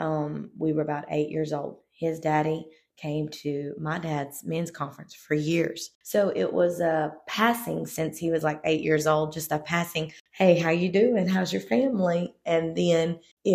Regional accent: South Louisiana, United States; I was born and raised in South Louisiana, and my parents pastored there

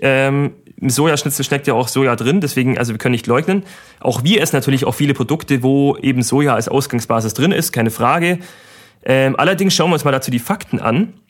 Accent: Germany; wir sind ein sehr reiches Land, muss man Deutschland wirklich auch sagen

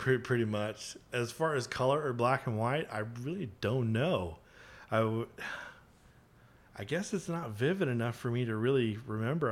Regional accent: McKinney, Texas, United States; also born or lived in Frisco, Texas; now in Dallas, United States; I grew up in McKinney and kinda went to school, uh, nearby in Frisco

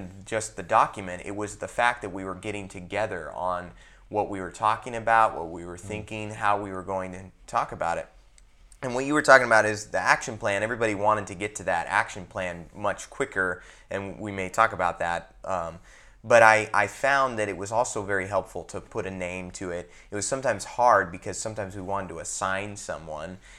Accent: United States; I'm American

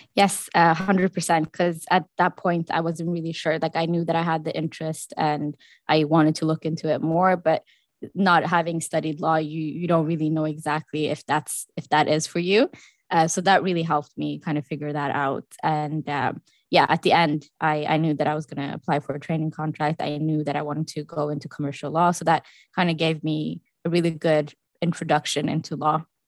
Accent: Norway; moved away; I am from Norway

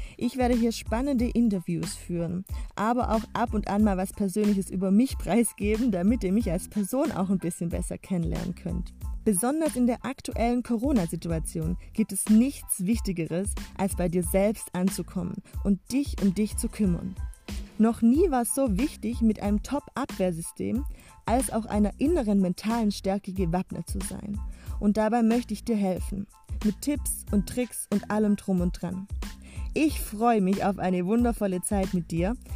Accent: Swabia, Baden-Württemberg, Germany; accent: Swabian; aus dem Schwabenländle. Das wirst du mir ab und zu auch anhören an meinem Dialekt mit den vielen Sch.

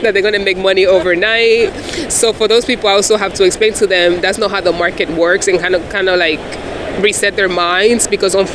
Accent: Dominican Republic; moved away; I'm an immigrant from the Dominican Republic.

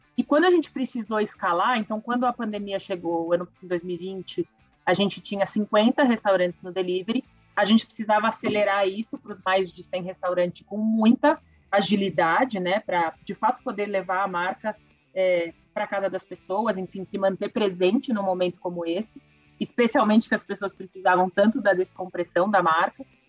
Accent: Brazil; para a gente como brasileiro

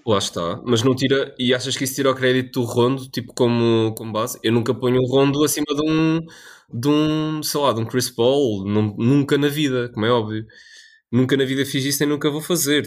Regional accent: Portugal; nós, como portugueses

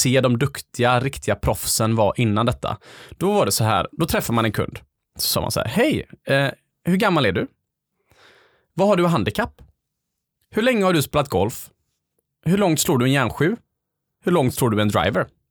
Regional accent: Gothenburg, Västra Götaland, Sweden; Det är där jag är uppvuxen.

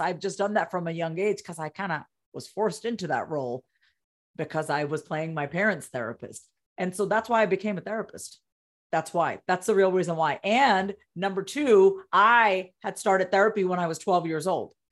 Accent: Long Island, New York, United States; also born or lived in Coney Island, New York; I was born, uh, in Coney Island, New York. I was raised on Long Island, New York.

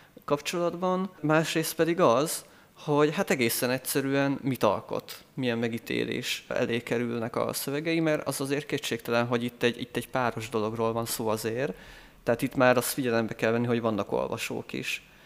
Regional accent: Eger, Heves, Hungary; én világéletemben itt éltem Egerben, itt születtem, és itt is nőttem föl, itt járok egyetemre

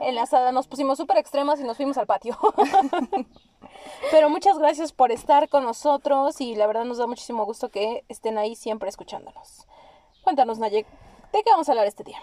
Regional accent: Mexico; Nosotros que somos mexicanas, eso no pasa aquí en México

